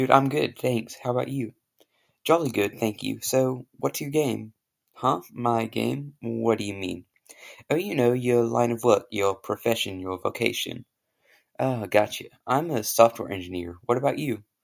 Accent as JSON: {"language": "English", "country": "United Kingdom", "said": "And I have a very good British accent, if you can't tell right now, because I'm British, obviously."}